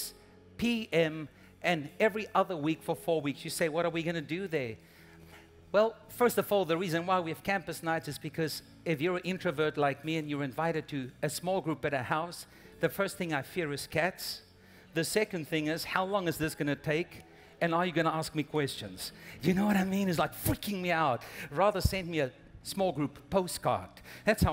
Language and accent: English; South Africa; moved away as an adult; now in United States; we're originally from South Africa, and we planted a church back home